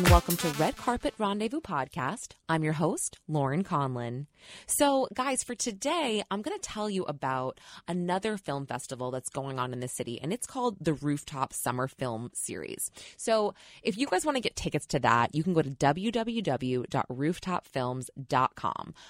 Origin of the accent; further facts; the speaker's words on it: New York, United States; I am a New Yorker